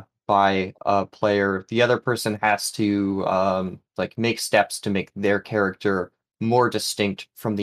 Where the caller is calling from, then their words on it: New England, United States; Hello. Calling in from New England.